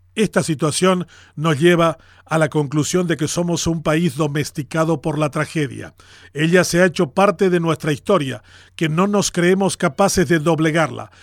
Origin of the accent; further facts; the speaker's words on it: Paraguay; así nomás somos los paraguayos